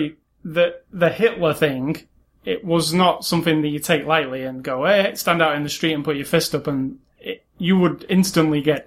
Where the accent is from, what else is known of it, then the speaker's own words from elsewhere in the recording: United Kingdom; being British